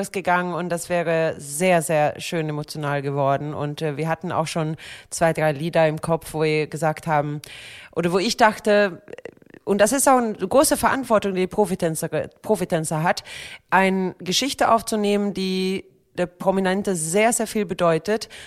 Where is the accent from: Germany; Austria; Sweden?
Sweden; Ich komme aus Schweden. Was denkst du denn? Wir Schweden, wir sind ja ein bisschen entspannter in solche Themen.